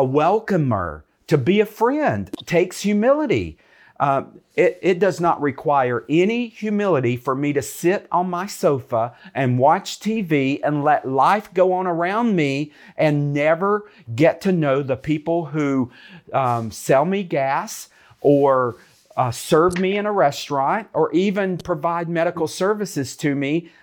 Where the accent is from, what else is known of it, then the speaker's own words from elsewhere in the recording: United States; I'm from America.